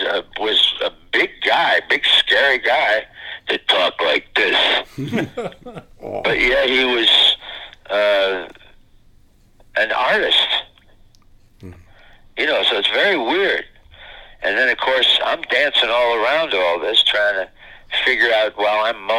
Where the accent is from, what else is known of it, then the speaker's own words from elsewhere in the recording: Midwest, United States; And, I'm this hick from the Midwest coming together and making it work.